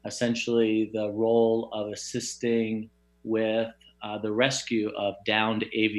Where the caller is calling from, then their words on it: Phoenix, Arizona, United States; Sunny Phoenix, Arizona, although it is raining today, which is very rare, but beautiful.